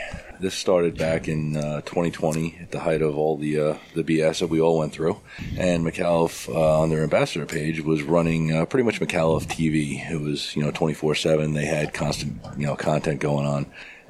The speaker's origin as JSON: {"language": "English", "region": "New York", "country": "United States", "said": "I'm from New York, so I'm very sarcastic."}